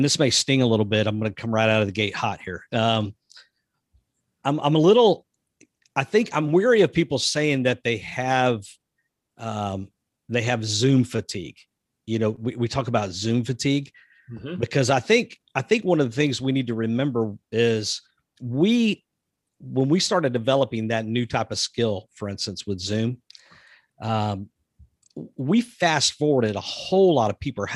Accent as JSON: {"language": "English", "region": "the South", "country": "United States", "also_born_or_lived": "Texas", "lives_now": "Georgia, United States", "said": "I'm from the South"}